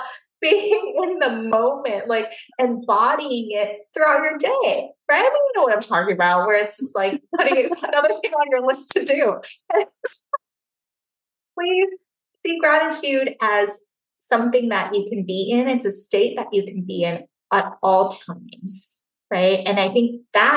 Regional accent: Taiwan; moved away; I grew up in Taiwan

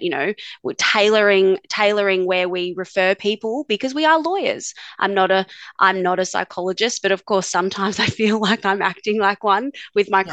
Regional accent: Darwin, Northern Territory, Australia; also born or lived in Adelaide, Australia; now in Melbourne, Australia; I grew up in Darwin, actually, up in the top end, and did my schooling and law degree in, in Adelaide

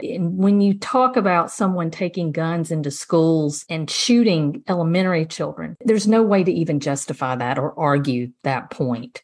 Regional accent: Dodge County, South Georgia, United States; I'm originally from South Georgia, Dodge County, and that's where I grew up.

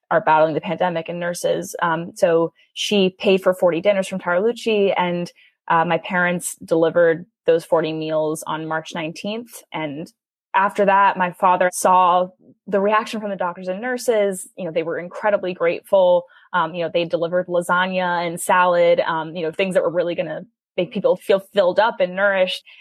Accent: New York City, New York, United States; I grew up in New York City.

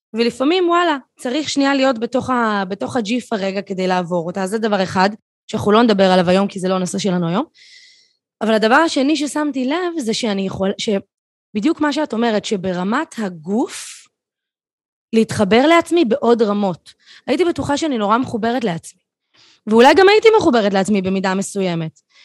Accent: Tel Aviv, Tel Aviv District, Israel; אני תל אביבית במקור

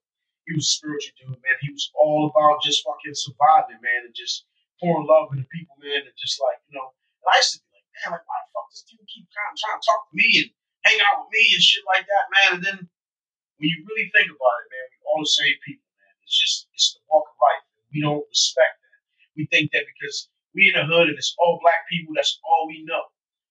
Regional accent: Philadelphia, Pennsylvania, United States; I was in North Philly pretty rough.

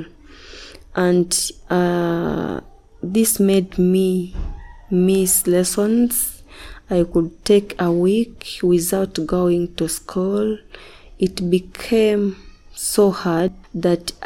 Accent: Uganda; I'm a Ugandan from Kamosha. I'm a married woman with one boy. I grew up from Tareja district with my grandma

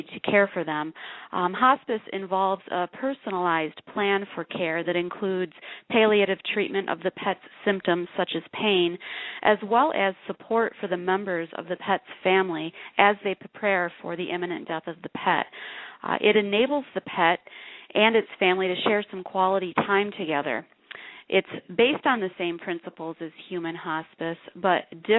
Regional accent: Jackson, Michigan, United States; moved away as an adult; now in Tucson, United States; I'm originally from Michigan

